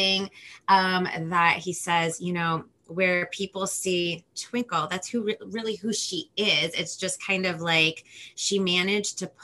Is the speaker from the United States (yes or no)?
yes; Los Angeles, California, United States; first language Spanish; English is a second language; I'm from Los Angeles, California.